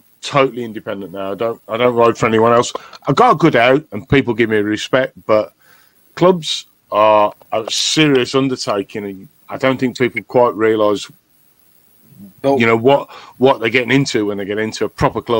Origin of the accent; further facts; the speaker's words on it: Birmingham, West Midlands, United Kingdom; accent: brummie; moved away as an adult; now in Scotland, United Kingdom; I grew up in Birmingham. I've got an Irish mother and a Welsh father and a Scottish wife. And I moved to the north of Scotland because life's good up here.